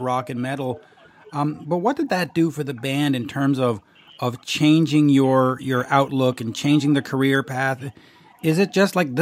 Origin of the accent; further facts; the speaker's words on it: Canada; now in Montreal, Canada; As a Canadian in Montreal